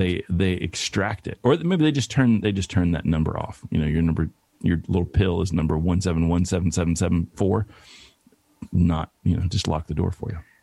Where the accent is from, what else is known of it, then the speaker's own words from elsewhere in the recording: Bristol, Tennessee, United States; moved away as an adult; also born or lived in Atlanta, Georgia; now in Los Angeles, United States; my hometown, Bristol, Tennessee